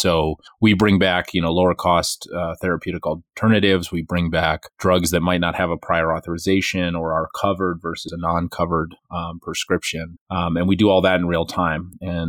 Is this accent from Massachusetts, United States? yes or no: yes; Western Massachusetts, United States; also born or lived in Boston; I'm, was born and raised in Western Massachusetts and went to college in Boston for electrical engineering